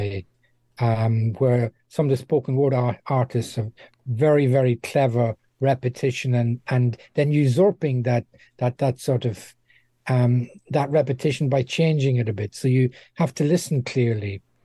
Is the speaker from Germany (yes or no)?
no; Dundalk, Leinster, Ireland; moved away as an adult; also born or lived in Middle East / Far East; now in United Kingdom; my hometown of Dundalk